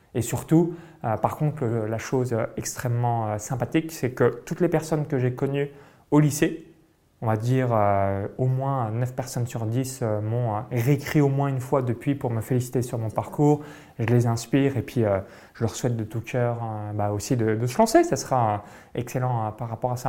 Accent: France; moved away; j'ai grandi euh, toute mon enfance euh, en France

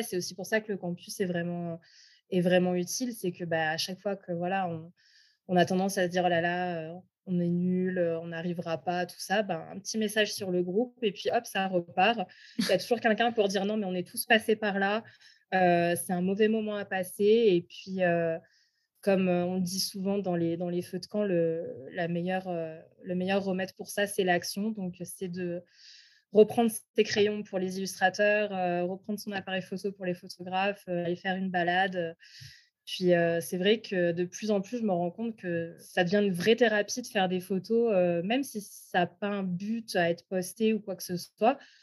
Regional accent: France; moved away as an adult; also born or lived in Quebec / Alberta; now in Canada; chez moi en France

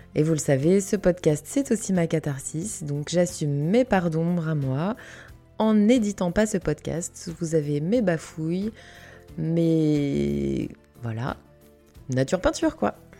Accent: Canada; j'ai grandi au Canada, dans une forêt

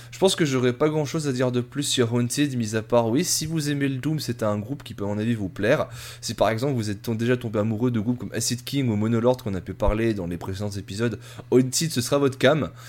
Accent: Italy; Et moi, je suis italien.

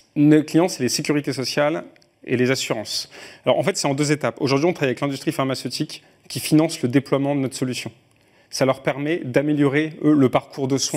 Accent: France

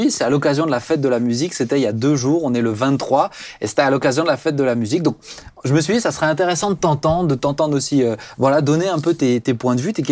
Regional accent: Cameroon; Moi, je suis camerounais.

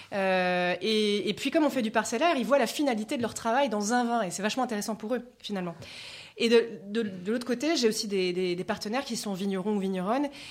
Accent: Layon, Anjou, Pays de la Loire, France; J'ai grandi dans le Léon, donc en Anjou. Je suis très attachée à ma région, c'est pour ça que je me suis installée à Angers.

